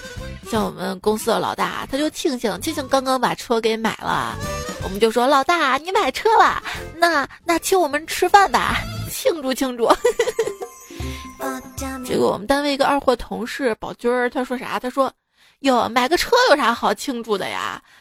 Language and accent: Chinese; China; 这每当春节临近。我们中国人就会自觉地遵循一些流传很久的传统习俗，比如说备年货、贴春联、包饺子